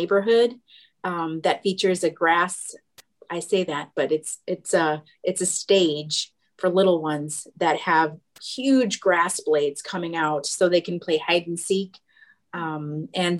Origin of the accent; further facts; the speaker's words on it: Aurora, Illinois, United States; I'm from born and raised in Aurora, so not that far from St. Charles